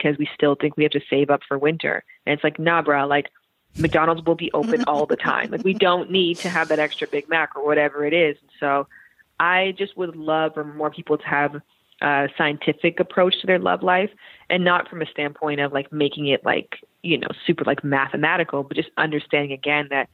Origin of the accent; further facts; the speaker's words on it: Canada; moved away as an adult; also born or lived in Toronto (Centennial College); now in United States; I am from Canada.